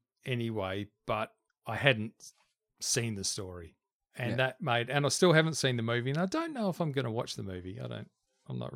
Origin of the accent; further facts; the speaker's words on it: New Zealand; I grew up in New Zealand, and you either played rugby or you just didn't do anything else